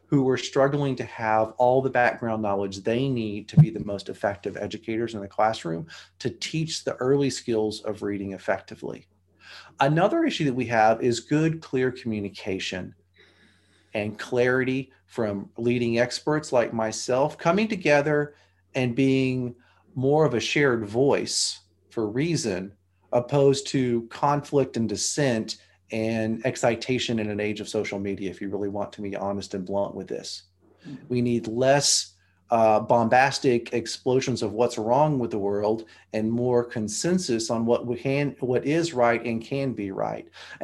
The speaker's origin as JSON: {"language": "English", "region": "Arkansas", "country": "United States", "said": "I came from the Appalachians of Arkansas and the Ozarks"}